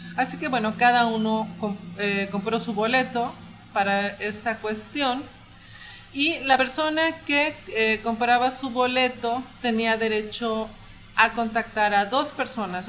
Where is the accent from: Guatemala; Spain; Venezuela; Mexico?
Mexico; los mexicanos somos así